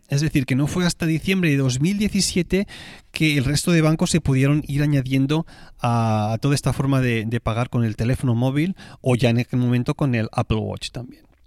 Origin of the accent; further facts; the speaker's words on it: Tarragona, Catalonia, Spain; moved away; la ciudad donde yo voy a veranear, que es Tarragona, mi ciudad natal